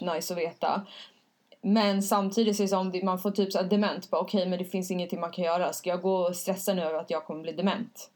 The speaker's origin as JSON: {"language": "Swedish", "town": "Stockholm", "region": "Stockholm County", "country": "Sweden", "said": "jag kommer från Stockholm"}